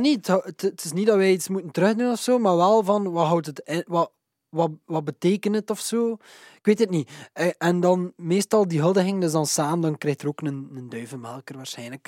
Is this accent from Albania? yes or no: no; Waregem, Flanders, Belgium; Waregem, dus mijn ouders woonden in Waregem, onze studio is in Waregem